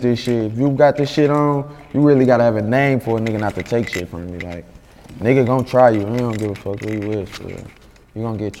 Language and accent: English; Detroit, Michigan, United States; Yeah, like I'm from Linwood.